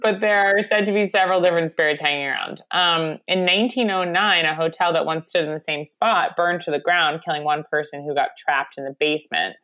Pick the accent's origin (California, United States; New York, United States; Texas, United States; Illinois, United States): New York, United States; Long Island; my indigenous food um, to my hometown of Long Island or home area